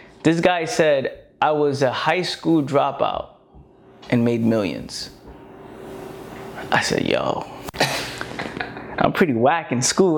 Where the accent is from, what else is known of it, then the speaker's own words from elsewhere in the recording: New York City, New York, United States; I was born in the Bronx, no opportunities around